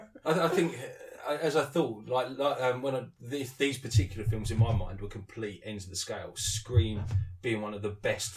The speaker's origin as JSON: {"language": "English", "region": "England", "country": "United Kingdom", "said": "I'm English"}